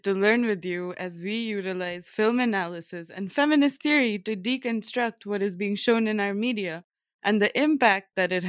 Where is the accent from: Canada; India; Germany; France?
India; And I'm from India.